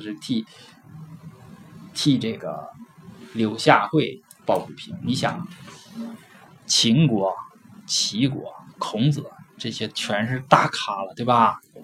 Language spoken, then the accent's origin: Chinese; China; 我们中国人